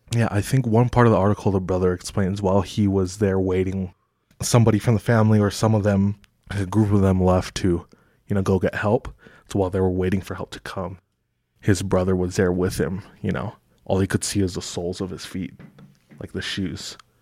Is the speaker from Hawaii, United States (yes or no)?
yes; Kailua, Oahu, Hawaii, United States; moved away; The town that I'm from is called Kahului. It's on the east side of Oahu in Hawaii.